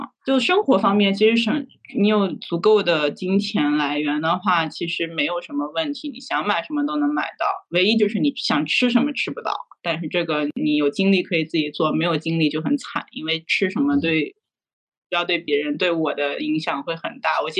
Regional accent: China; now in Germany; 像我们中国人一般比较卷，就大家都都一一年半到两年半就能毕业

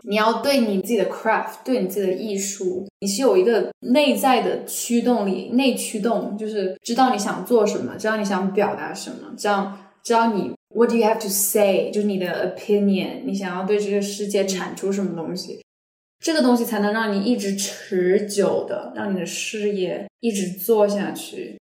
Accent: Hunan, China; moved away as an adult; now in Los Angeles, United States; 我就开始说我的方言，因为我是湖南人

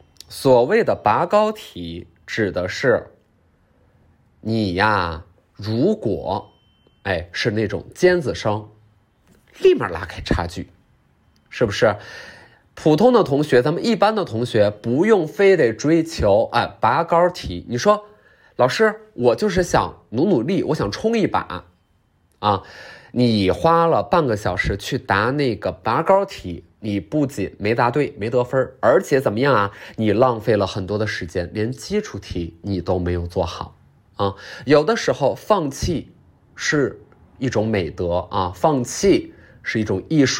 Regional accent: Liuku, Yunnan, China; 我是云南的，云南怒江的，怒江卤水市，卤水市六库，六库傈僳族，

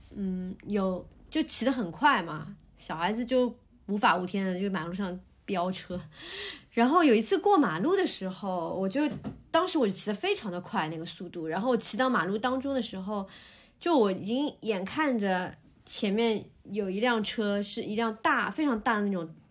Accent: Shanghai, China; 我们家以前老，就是我小时候出生的地方，其实就在这一，不远

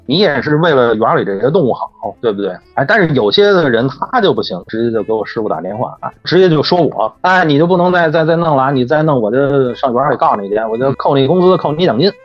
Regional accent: Beijing, China; also born or lived in Wuhan; 我是从什刹海边上涨起来的

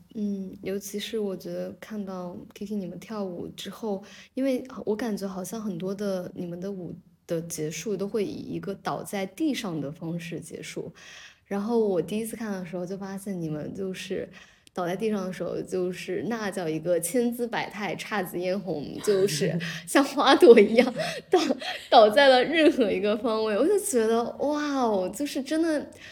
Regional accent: Zhejiang, China; 我跟那个C C，我们都在浙江长大嘛

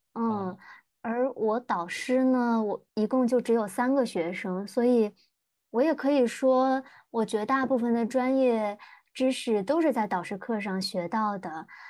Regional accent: northern China, China; 我是北方人，其实按理说我们家就是什么节日，过什么，呃，各大节日都会吃饺子

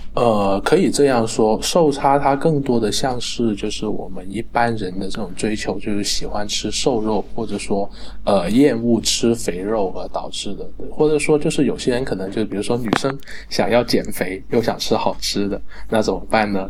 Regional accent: Guangdong, China; 咱们广东人比较亲切直接嘛

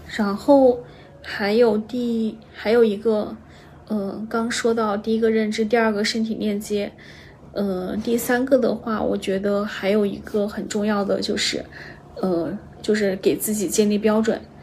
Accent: China; 我们中国人可能从小就接受

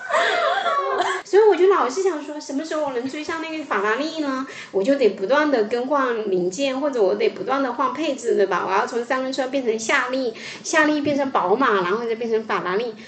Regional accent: Fujian, China; 我出生在福建

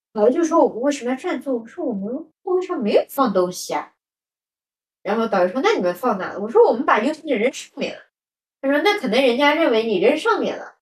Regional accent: Shanghai, China; 我出去就是代表了一种上海的状态

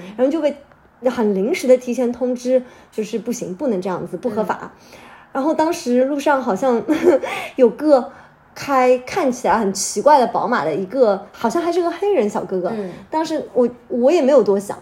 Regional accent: Hangzhou, Zhejiang, China; now in Shanghai, China; 我家乡在杭州嘛，杭州是三面环山

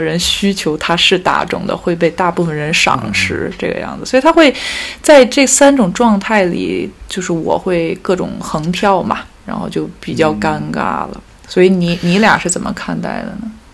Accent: China; now in Paris, France; 我是中国人 我生活在欧洲，然后我讲法语，他还不是英语，然后我从事艺术行业，然后作为一个中国人，我又是少数民族

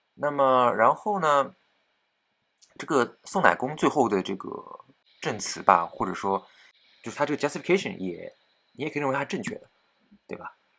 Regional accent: China; 我们中国人自己

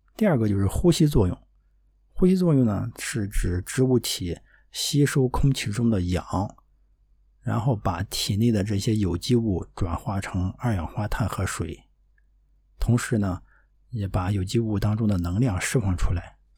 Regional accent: Dezhou, Shandong, China; moved away; 我们老家，啊，山东德州这么一个小城

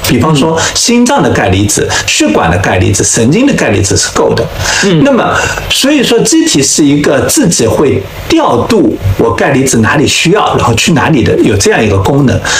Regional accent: China; 我们中国人

